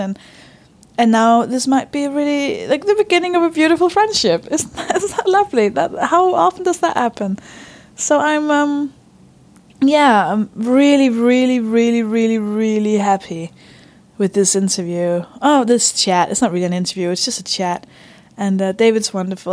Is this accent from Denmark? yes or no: yes; Denmark; English is a second language; moved away; I'm from Denmark, by the way. I don't speak English